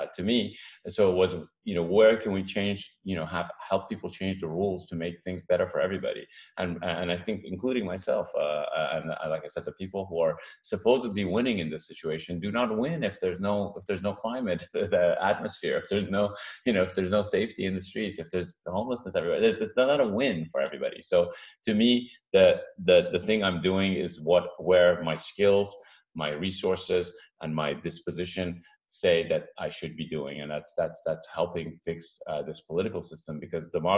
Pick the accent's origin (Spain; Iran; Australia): Iran; now in United States; I'm an immigrant myself, first generation. My parents picked this country, the U.S., because of the Constitution and the rules and democracy. I came from Iran